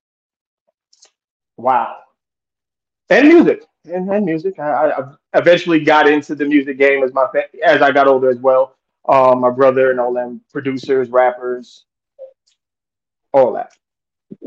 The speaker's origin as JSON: {"language": "English", "town": "New York City", "region": "New York", "country": "United States", "said": "Southside Jamaica, Queens, to be exact"}